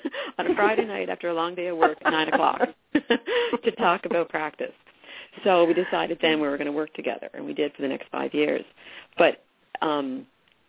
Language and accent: English; Cape Breton, Nova Scotia, Canada; I was born and raised in Cape Breton